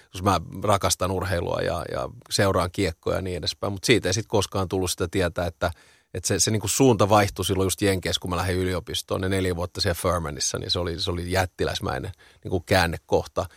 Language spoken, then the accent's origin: Finnish; Helsinki, Uusimaa, Finland; mä oon ihan kaksikielinen, varttunut betoni kerrostalossa tuon Lövös Lehtisaaressa